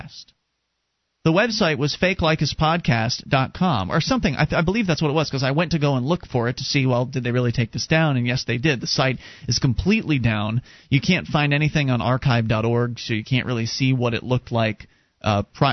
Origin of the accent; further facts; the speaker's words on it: Sarasota, Florida, United States; when I was growing up in Sarasota, Florida